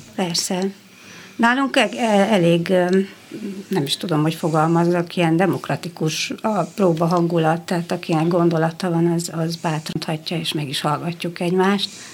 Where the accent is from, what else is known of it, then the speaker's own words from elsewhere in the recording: Oradea, Bihor County, Romania; én színház közelben is felnőttem fel, mert a szüleim ugyan zenészek és zenetanárok, de édesapám dolgozott a Nagyváradi Színházban